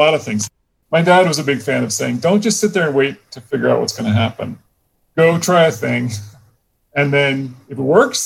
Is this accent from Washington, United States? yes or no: no; Portland, Oregon, United States; I grew up in Portland, Oregon